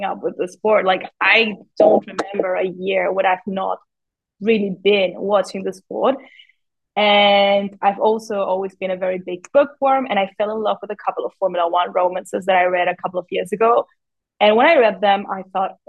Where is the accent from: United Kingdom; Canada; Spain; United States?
Spain; I come from Spain.